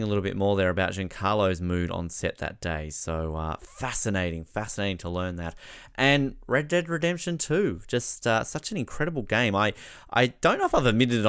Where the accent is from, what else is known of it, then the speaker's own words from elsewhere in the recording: Tasmania, Australia; my home state of Tasmania where I am